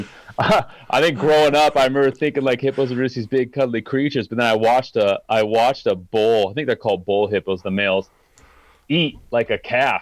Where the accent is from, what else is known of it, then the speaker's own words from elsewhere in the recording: Utah, United States; I grew up in Utah